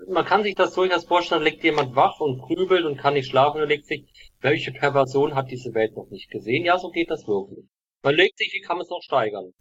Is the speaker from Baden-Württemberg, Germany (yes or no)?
yes; Black Forest, Baden-Württemberg, Germany; ich komme ja aus dem Schwarzwald.